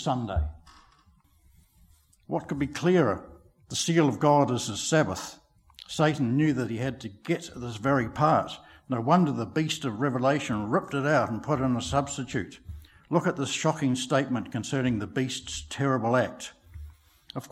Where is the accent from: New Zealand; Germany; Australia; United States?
New Zealand